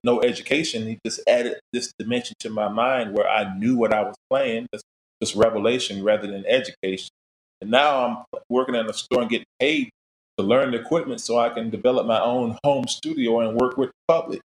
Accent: Daytona Beach, Florida, United States; I was uh, born and raised in Florida, Daytona Beach, in fact

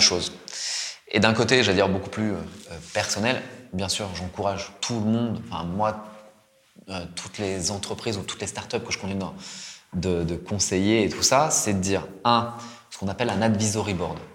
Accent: France; moved away as an adult; also born or lived in Japan; moi, en tant que Français

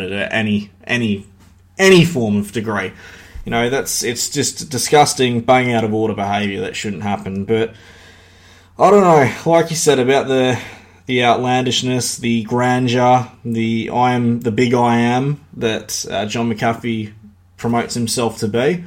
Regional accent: Australia; I'm Australian

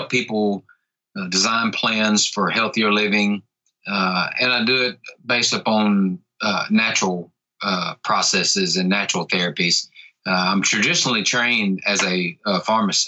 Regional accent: Tupelo, Mississippi, United States; I am from North Mississippi in the United States of America, in a little town called Tupelo

